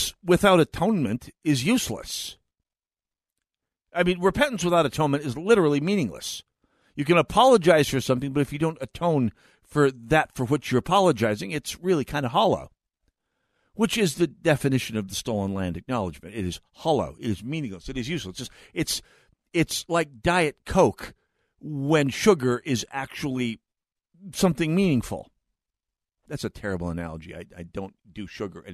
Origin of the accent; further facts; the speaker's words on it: Jamestown, North Dakota, United States; Jamestown, North Dakota, my hometown. Place I grew up